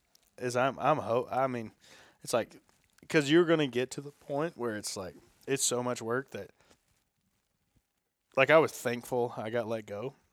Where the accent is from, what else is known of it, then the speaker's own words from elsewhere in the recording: the South, United States; I'm from the South, and we love a fucking French fry.